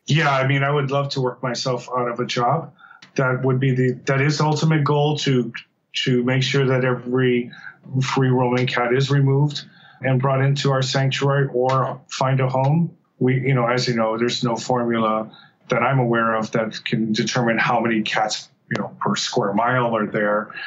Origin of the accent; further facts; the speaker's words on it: Oahu, Hawaii, United States; I was uh, born and raised in Oahu